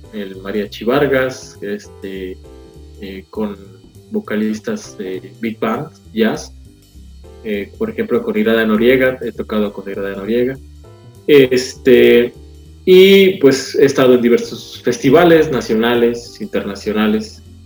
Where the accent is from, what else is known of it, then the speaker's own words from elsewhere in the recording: Córdoba, Veracruz, Mexico; yo soy originario de Córdoba, Veracruz